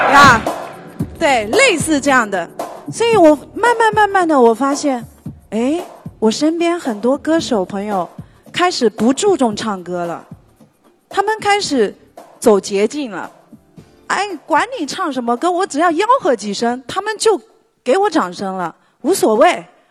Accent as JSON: {"language": "Chinese", "town": "Fuding", "region": "Fujian", "country": "China", "tie": "born or raised there", "said": "我的家乡是在福建，我出生在一个，呃，福建的一个小镇上，它是在福鼎市的晴雨镇，它最早的时候是一个小岛屿"}